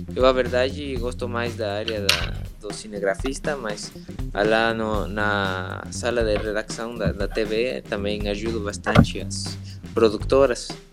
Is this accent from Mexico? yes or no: yes; Mexico City, Mexico; Portuguese is a second language; now in Cancún, Mexico; eu sou da Cidade do México, nasci na Cidade do México, eu moro em Cancún há uns 16 anos